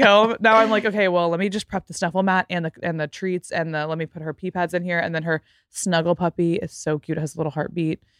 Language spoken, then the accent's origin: English; Fort Worth, Texas, United States; moved away as an adult; also born or lived in Los Angeles; my hometown in Fort Worth, Texas